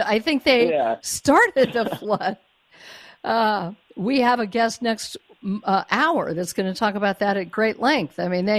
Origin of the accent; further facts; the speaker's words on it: Colorado, United States; moved away; Say state of Colorado, which is my home state, I don't live there anymore